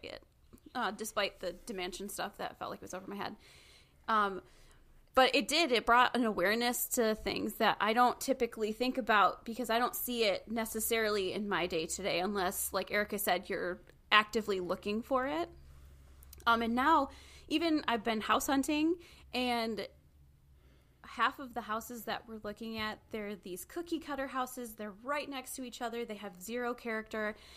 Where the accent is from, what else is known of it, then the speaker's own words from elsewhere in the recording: Michigan, United States; I'm from Michigan